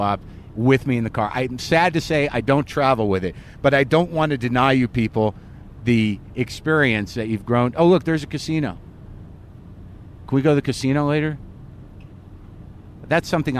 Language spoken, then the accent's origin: English; Albuquerque, New Mexico, United States; moved away; I grew up in Albuquerque, New Mexico.